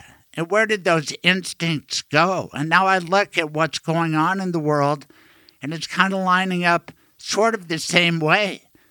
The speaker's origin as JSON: {"language": "English", "region": "Colorado", "country": "United States", "tie": "born or raised there", "said": "Colorado had an abortion law when I was growing up in Colorado, the first in the nation."}